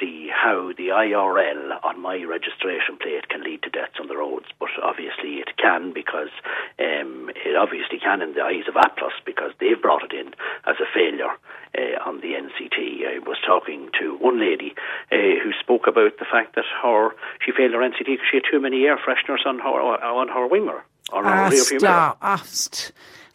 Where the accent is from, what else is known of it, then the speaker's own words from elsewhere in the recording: Cavan, Ulster, Ireland; I'm from Cavan